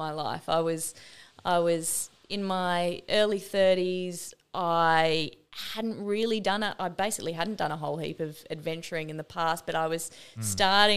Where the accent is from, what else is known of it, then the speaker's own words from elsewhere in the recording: Brisbane, Queensland, Australia; moved away; I grew up in Brisbane, you know, I lived in other countries as well